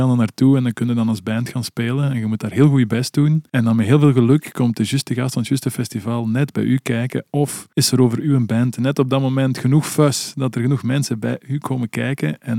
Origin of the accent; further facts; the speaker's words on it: Belgium; Dit jaar speelt daar als Belgen, toch even uithalen